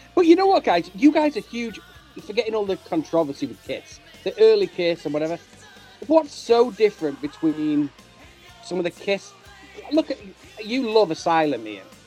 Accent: United Kingdom; I'm talking as a as a Brit

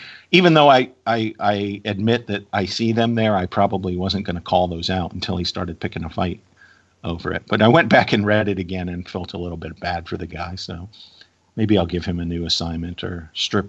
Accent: Virginia, United States; my home state of Virginia

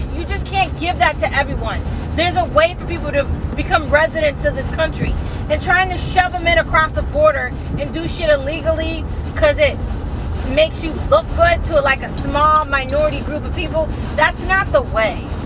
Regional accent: United States; I am an American citizen born here

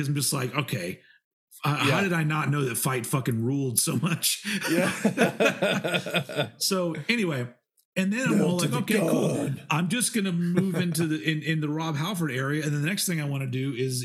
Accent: United States; I'm American.

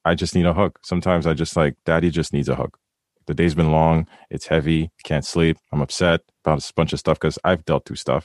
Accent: Haiti; I'm from the Caribbean, I'm from Haiti

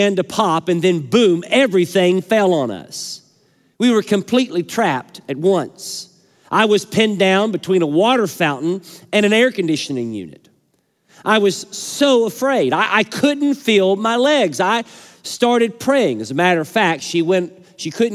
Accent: Kentucky, United States; my home state.

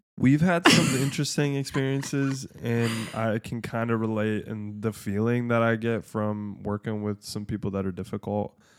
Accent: Michigan, United States; we're from Michigan

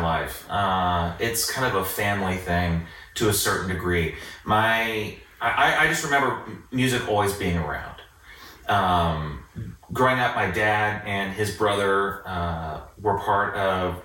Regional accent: Fishers, Indiana, United States; literally grew up in fishers

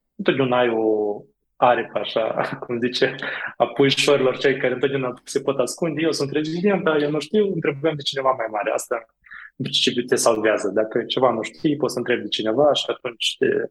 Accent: Moldova; accent: from beyond the Prut (Moldovan); moved away as an adult; also born or lived in Iași, Romania; now in Romania; accentul meu este un pic mai de peste prut

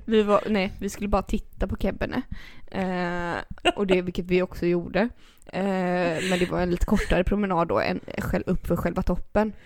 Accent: Gothenburg, Västra Götaland, Sweden; vi är från Göteborg

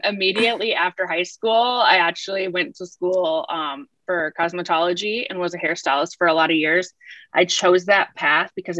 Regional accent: Minnesota, United States; also born or lived in New York / South Salem, New York; now in Charleston, United States; I grew up in Minnesota

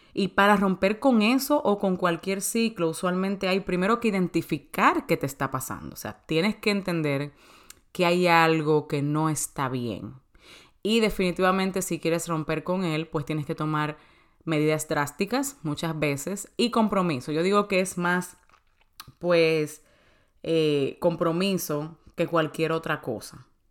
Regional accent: Santo Domingo, Distrito Nacional, Dominican Republic; moved away as an adult; also born or lived in New York; now in United States; de Santo Domingo, de República Dominicana, que es mi país natal. Yo vine aquí a los 18 años.

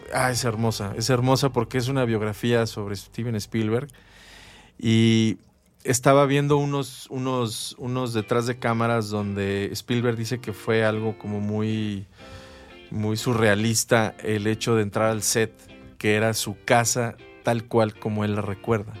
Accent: Mexico; nosotros como mexicanos y más en, nuestra ciudad

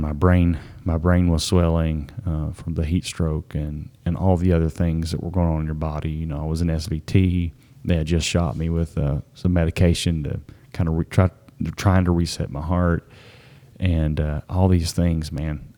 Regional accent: the county neighboring Harlan County, Kentucky, United States; we're from the county neighboring Harlan

